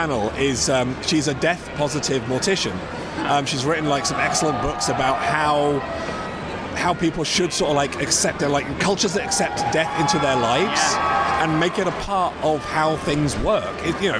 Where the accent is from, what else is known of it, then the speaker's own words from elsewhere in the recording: London, United Kingdom; also born or lived in Ireland; I grew up in London